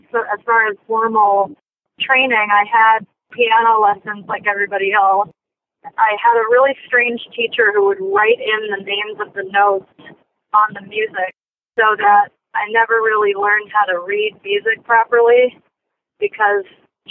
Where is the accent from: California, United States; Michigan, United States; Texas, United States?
California, United States; Los Angeles; also born or lived in Pasadena, California; I was born in Los Angeles, a hospital called Cedars of Lebanon